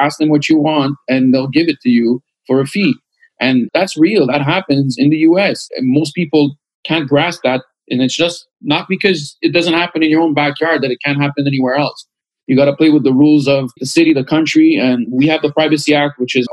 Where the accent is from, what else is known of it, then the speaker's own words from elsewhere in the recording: Canada; we're from Canada